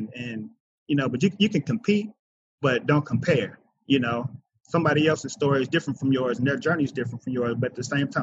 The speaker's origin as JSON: {"language": "English", "town": "Kansas City", "region": "Missouri", "country": "United States", "tie": "born or raised there", "said": "I was born and raised in Kansas City, Missouri."}